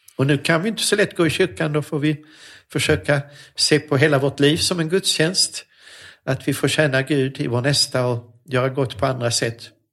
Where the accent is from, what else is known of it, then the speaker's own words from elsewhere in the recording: Lund, Skåne, Sweden; moved away as an adult; also born or lived in Sorengo, Switzerland; Så att jag är uppvuxen i Lund men född i Schweiz